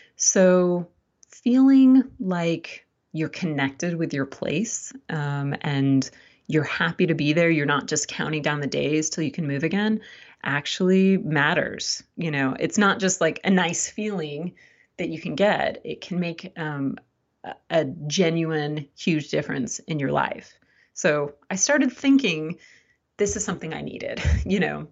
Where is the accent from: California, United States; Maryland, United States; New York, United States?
California, United States; Southern; moved away as an adult; also born or lived in East Coast / Midwest; now in Blacksburg, United States; I grew up in Southern California and never moved a single time